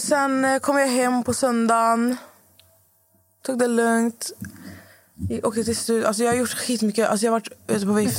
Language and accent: Swedish; Skövde, Västra Götaland, Sweden; moved away; när jag var hemma i Skövde förra veckan när mamma fyllde år